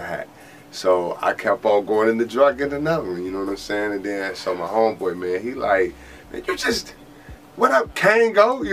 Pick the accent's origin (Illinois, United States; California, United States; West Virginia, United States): Illinois, United States; Chicago; moved away as an adult; also born or lived in Oklahoma / Texas; now in Tennessee, United States; I grew up 93rd and Troop, Southside, Brainerd Park